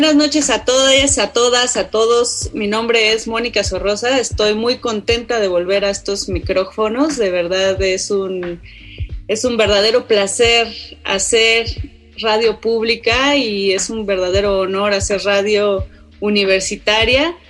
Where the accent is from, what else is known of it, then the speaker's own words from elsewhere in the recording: Oaxaca, Mexico; soy de Oaxaca, pero de, de ya de la ciudad de Oaxaca